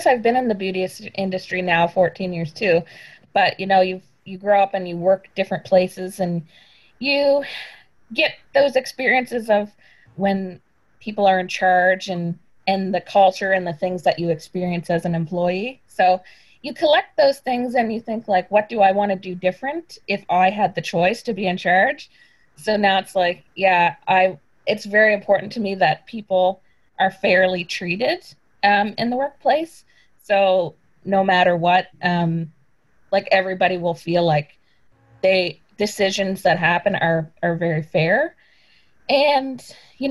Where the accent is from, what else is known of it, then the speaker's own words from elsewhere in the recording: Weymouth, Nova Scotia, Canada; now in Annapolis Valley, Canada; I'm not originally from the valley. I grew up in Weymouth, which is in Digby County.